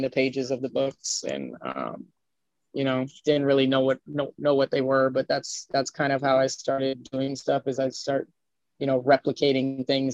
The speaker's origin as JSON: {"language": "English", "town": "Miami Beach", "region": "Florida", "country": "United States", "tie": "born or raised there", "also_born_or_lived": "Brooklyn / California", "said": "I grew up in Florida"}